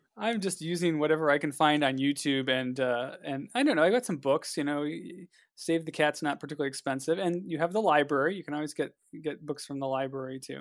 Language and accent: English; Cleveland, Ohio, United States; I'm from Cleveland